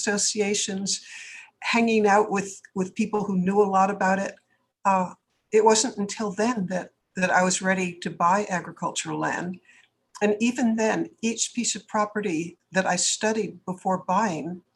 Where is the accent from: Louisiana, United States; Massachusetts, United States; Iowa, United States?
Massachusetts, United States; Boston; moved away as an adult; now in California, United States; I'm from the East. I actually grew up in Boston. But when I moved to California, I was 28 years old